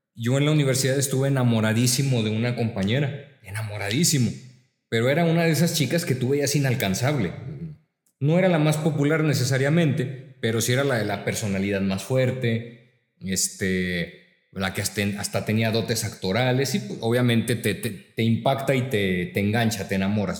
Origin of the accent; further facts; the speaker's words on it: La Laguna, Mexico; nosotros somos de aquí de La Laguna